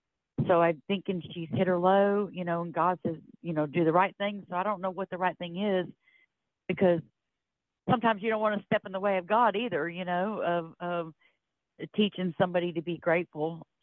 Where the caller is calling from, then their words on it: Florida, United States; I'm calling from Florida.